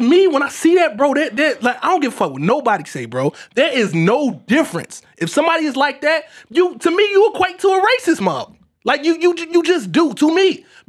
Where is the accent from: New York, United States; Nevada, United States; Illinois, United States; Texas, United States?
Illinois, United States; Chicago; I grew up in the South Side of Chicago, whatever, West Side, whatever.